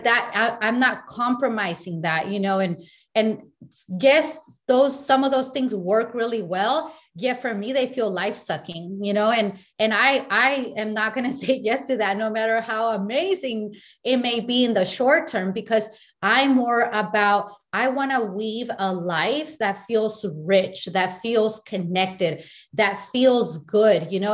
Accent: Mexico; I'm from Me- Mexico

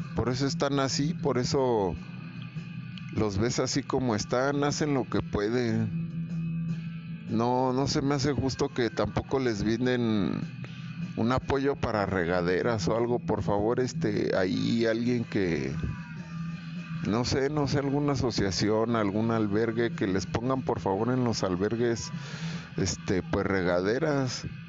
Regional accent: Mexico; Somos mexicanos todos los días

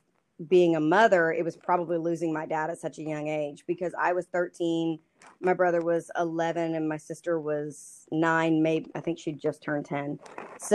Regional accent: Lubbock, Texas, United States; now in Dallas, United States; I live in Dallas with my husband, Andrew. We've been married for about coming up on 5 years this year. I grew up in Lubbock

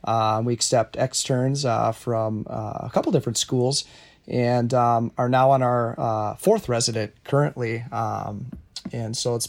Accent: South Dakota, United States; I'm from South Dakota.

